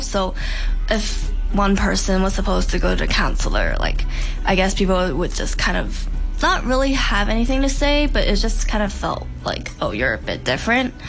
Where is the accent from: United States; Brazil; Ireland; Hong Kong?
Hong Kong; I'm from Hong Kong and I went to an international school